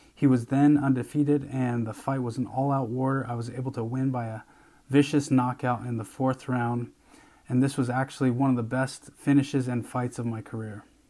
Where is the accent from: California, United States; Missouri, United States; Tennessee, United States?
California, United States; San Jose; I grew up in and around San Jose.